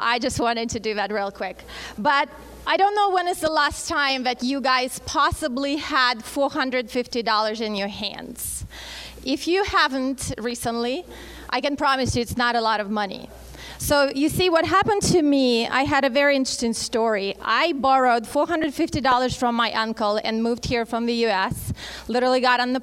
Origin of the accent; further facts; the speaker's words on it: Russia; English is a second language; moved away as an adult; now in Phoenix, United States; I actually was born and raised in Russia, moved here right before I turned 21